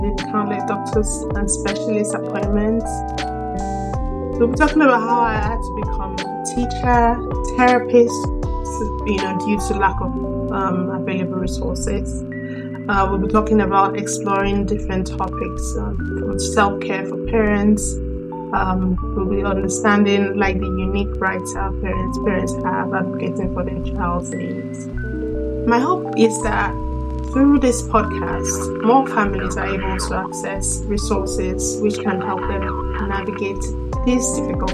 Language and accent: English; Nigeria; also born or lived in Sweden; now in London, United Kingdom; I'm a Nigerian, born and raised, and I'm also Swedish. I've been lived in Sweden for the better part of my life.